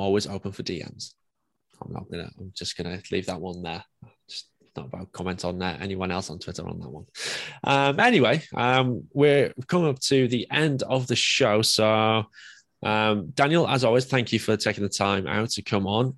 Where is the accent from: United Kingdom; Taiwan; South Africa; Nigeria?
United Kingdom; England; I'm English